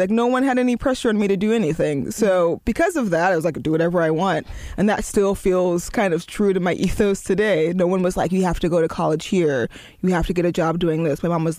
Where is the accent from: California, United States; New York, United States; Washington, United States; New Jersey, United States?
California, United States; Oakland; moved away; it's my hometown, and I have a real, and like, forever love for it. I don't want to live there ever again, but I do love it.